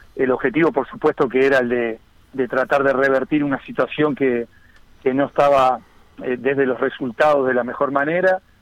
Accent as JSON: {"language": "Spanish", "town": "Las Piedras", "region": "Canelones", "country": "Uruguay", "tie": "born or raised there", "also_born_or_lived": "Montevideo", "said": "soy nacido en Montevideo, pero, pero, pero con residencia de toda la vida en, en las Piedras"}